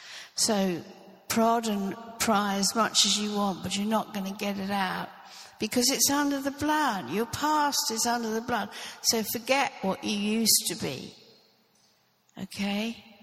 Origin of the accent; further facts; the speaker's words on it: Norfolk, East of England, United Kingdom; I grew up in Norfolk. I was born in Norfolk and I grew up there. And I grew up in the Anglican church.